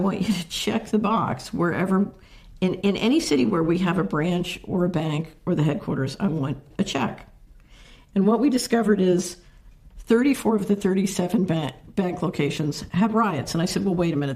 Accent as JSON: {"language": "English", "town": "Philadelphia", "region": "Pennsylvania", "country": "United States", "tie": "born or raised there", "said": "I grew up in Philadelphia"}